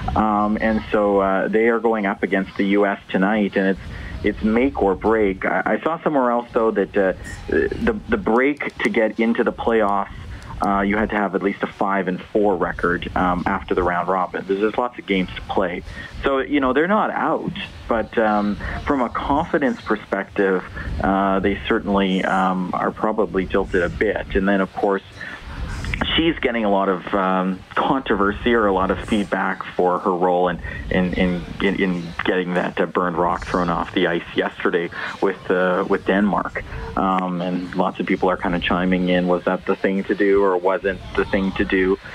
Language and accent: English; Canada; we're Canadian